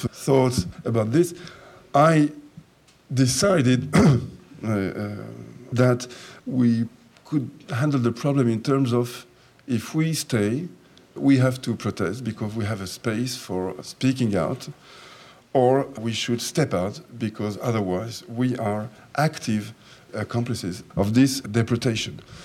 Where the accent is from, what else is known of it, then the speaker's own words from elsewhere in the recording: France; also born or lived in Jerusalem; I was born in Jerusalem and I was brought up in, in France when I came to France when I was four years of age